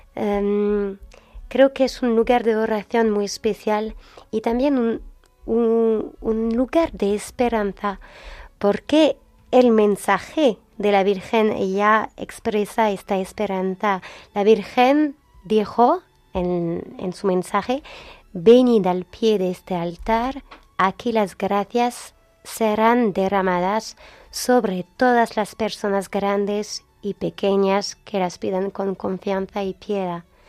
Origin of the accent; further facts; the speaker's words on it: France; Spanish is a second language; Francia es la hija mayor de la iglesia, entonces no somos, Francia no es siempre fiel a su bautizo, mm. pero tenemos fuerzas espirituales en Francia